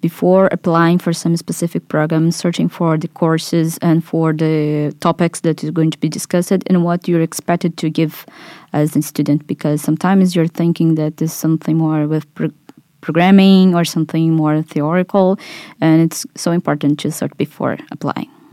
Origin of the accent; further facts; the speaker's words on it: Brazil; moved away as an adult; I'm twenty-four. I'm from Brazil, where I took my bachelor in economics